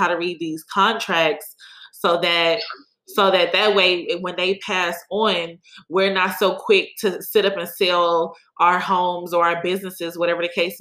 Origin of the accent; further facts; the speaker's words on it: Cleveland, Ohio, United States; now in Houston, United States; growing up in Cleveland